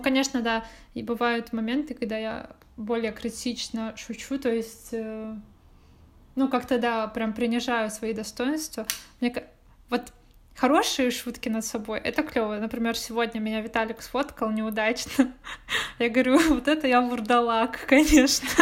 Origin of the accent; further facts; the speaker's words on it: Irkutsk, Irkutsk Oblast, Russia; now in Saint Petersburg, Russia; там, где я росла, ну, в Иркуте